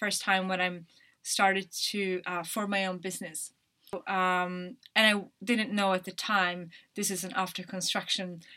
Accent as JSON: {"language": "English", "region": "northern Sweden", "country": "Sweden", "tie": "born or raised there", "also_born_or_lived": "Dublin, Ireland", "moved": "as an adult", "lives_now": "London, United Kingdom", "said": "I'm from a town up north in Sweden"}